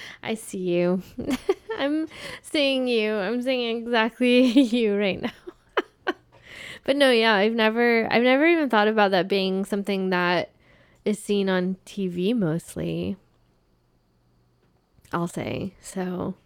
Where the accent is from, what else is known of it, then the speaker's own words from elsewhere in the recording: Arizona, United States; And that is so crazy because I come from Arizona.